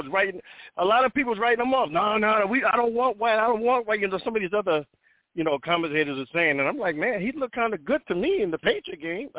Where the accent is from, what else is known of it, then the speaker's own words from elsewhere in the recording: New Jersey, United States; now in California, United States; I'm originally from Jersey. I moved out to California.